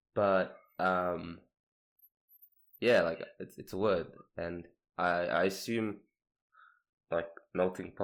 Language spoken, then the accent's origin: English; Sydney, New South Wales, Australia; I'm Sydney, Australia